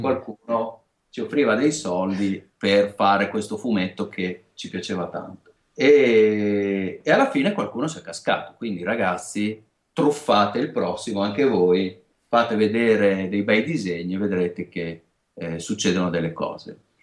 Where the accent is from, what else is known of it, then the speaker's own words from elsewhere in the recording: Emilia-Romagna, Italy; accent: Romagnolo; siamo romagnoli, si sentirà anche, credo, da, da, da, dalla S e dalla